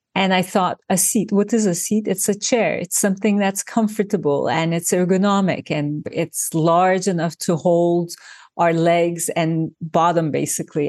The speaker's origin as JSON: {"language": "English", "country": "Turkey", "tie": "born or raised there", "moved": "yes", "lives_now": "New York, United States", "said": "I grew up in Turkey"}